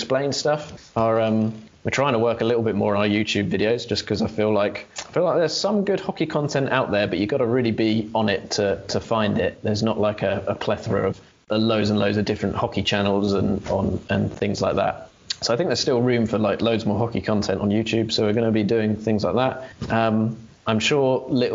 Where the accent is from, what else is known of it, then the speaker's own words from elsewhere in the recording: England, United Kingdom; We're English ourselves